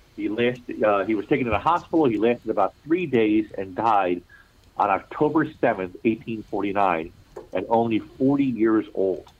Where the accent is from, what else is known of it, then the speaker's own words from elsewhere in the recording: Baltimore, Maryland, United States; accent: Baltimore; it is my hometown. I was born and raised in Baltimore City